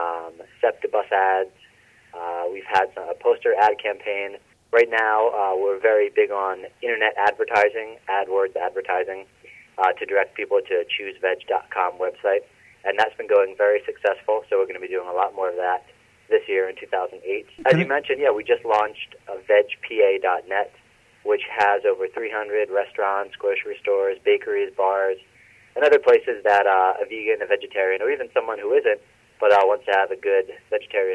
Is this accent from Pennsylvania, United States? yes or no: yes; Philadelphia, Pennsylvania, United States; I grew up in Northeast Philadelphia